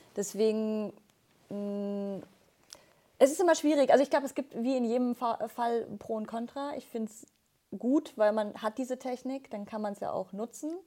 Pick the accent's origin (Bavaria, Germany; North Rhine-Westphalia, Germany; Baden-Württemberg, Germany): Bavaria, Germany; mich als Bayerin